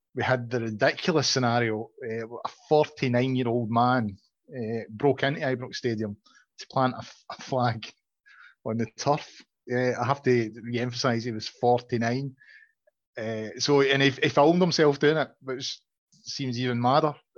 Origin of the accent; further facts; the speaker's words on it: Glasgow, Scotland, United Kingdom; I'm originally from Glasgow. I know John disputes this, but I, I really am. I was born in Govan